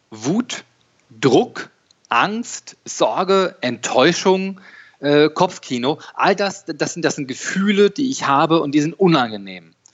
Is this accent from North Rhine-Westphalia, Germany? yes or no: yes; Dortmund, North Rhine-Westphalia, Germany; born there; äh, 44 Jahre alt, geboren in Dortmund, äh, Fan von Borussia Dortmund.